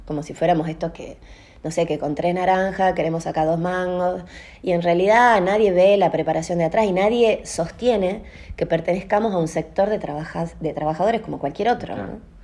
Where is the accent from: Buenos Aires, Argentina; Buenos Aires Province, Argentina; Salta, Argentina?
Salta, Argentina; Yo soy de la República de Castañares